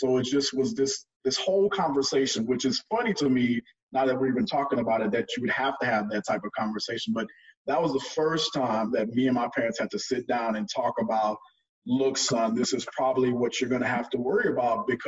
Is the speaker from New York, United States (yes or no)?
no; Port Arthur, Texas, United States; moved away as an adult; also born or lived in Houston, Texas / Oklahoma / Dallas, Texas; I was originally born in Houston, but I was raised in Port Arthur